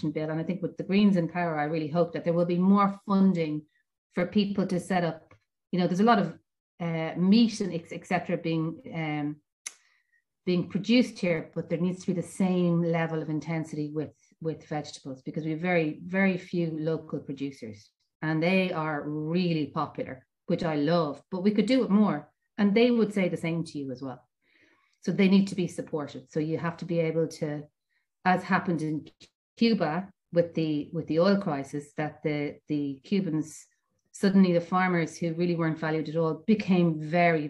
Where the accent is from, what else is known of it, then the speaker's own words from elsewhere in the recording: Dublin, Leinster, Ireland; now in Mayo, Ireland; I'm from Dublin originally